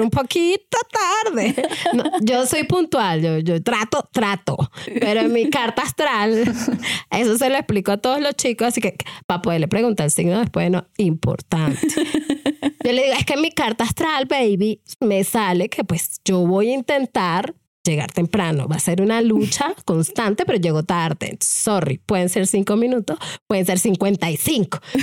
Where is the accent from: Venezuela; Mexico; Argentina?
Venezuela; moved away as an adult; now in Colombia; soy venezolana, em, viviendo una experiencia maravillosa hace siete años en Colombia.